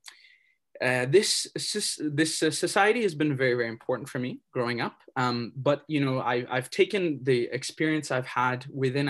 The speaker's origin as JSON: {"language": "English", "town": "Brampton", "region": "Ontario", "country": "Canada", "said": "I come from Brampton, Ontario, in the territory of Upper Canada Treaty Number 18."}